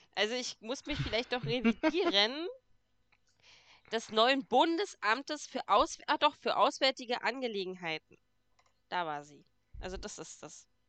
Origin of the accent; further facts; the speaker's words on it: Brandenburg, Germany; Bei uns in Brandenburg